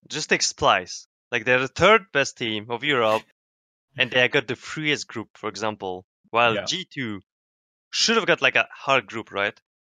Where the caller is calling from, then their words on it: Harrisburg, Pennsylvania, United States; Harrisburg, PA.